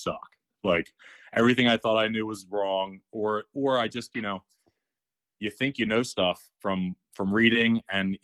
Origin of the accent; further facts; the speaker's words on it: outside of Baltimore, Maryland, United States; moved away as an adult; also born or lived in Frederick, Maryland; now in Philadelphia, United States; I grew up outside of Baltimore